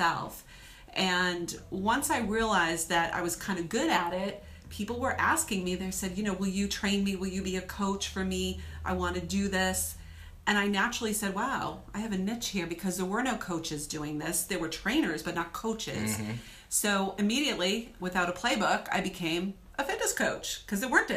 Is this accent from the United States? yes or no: yes; New England, United States; I am from New England